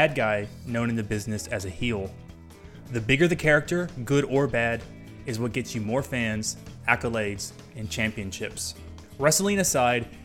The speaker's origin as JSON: {"language": "English", "region": "Kentucky", "country": "United States", "tie": "born or raised there", "said": "I grew up in Kentucky"}